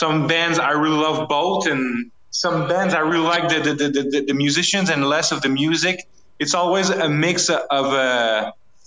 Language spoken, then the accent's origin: English; Canada; as a Canadian band